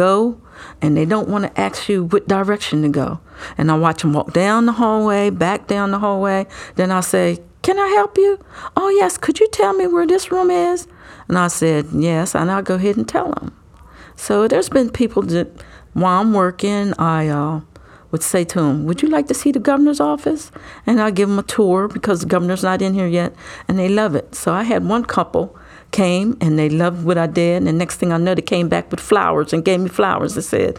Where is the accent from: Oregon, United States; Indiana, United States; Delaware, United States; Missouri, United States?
Delaware, United States; I was born and raised in Delaware, went to school here and graduated